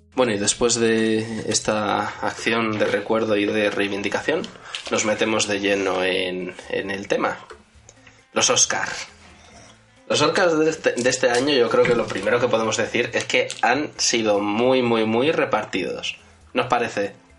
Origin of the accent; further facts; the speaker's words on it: Madrid, Community of Madrid, Spain; los tres integrantes de la mesa que nacimos en Madrid